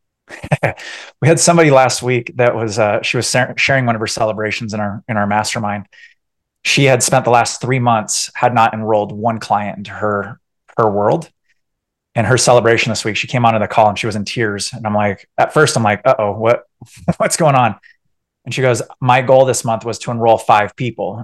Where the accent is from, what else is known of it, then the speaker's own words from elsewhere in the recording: San Diego, California, United States; moved away as an adult; also born or lived in Orange County, California; now in Colorado, United States; originally from San Diego, Orange County, and then uh, yeah, my my wife and I we actually we left in 2016